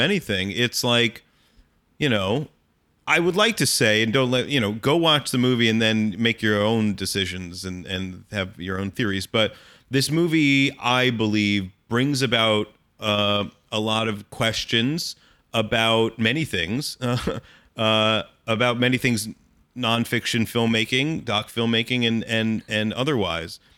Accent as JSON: {"language": "English", "town": "Allentown", "region": "Pennsylvania", "country": "United States", "tie": "born or raised there", "said": "when I was, like, twelve or thirteen years old, growing up in Allentown, Pennsylvania"}